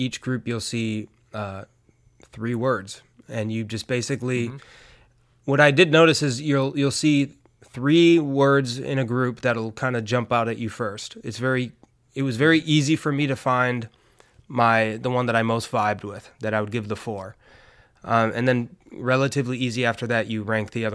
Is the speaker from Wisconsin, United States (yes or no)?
yes; outside of Milwaukee, Wisconsin, United States; moved away as an adult; now in Los Angeles, United States; I grew up in outside of Milwaukee, Wisconsin